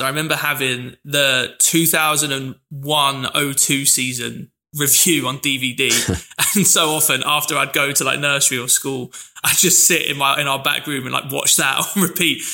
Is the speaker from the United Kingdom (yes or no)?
yes; London, United Kingdom; I mentioned my dad's from Manchester, but I grew up in London.